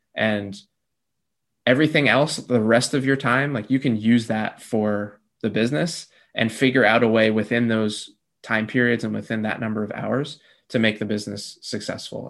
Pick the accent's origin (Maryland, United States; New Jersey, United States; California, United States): New Jersey, United States; also born or lived in North Carolina / Peru; I grew up in New Jersey, born and raised